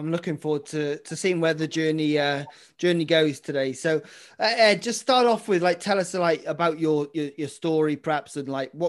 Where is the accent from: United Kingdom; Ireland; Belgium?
United Kingdom; Welsh, Wales; My being Welsh and dyslexic